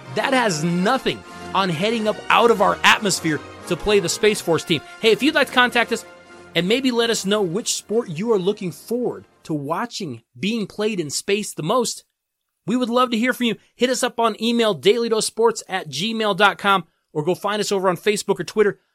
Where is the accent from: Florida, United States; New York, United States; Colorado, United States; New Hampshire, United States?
Colorado, United States; here in my home state in Colorado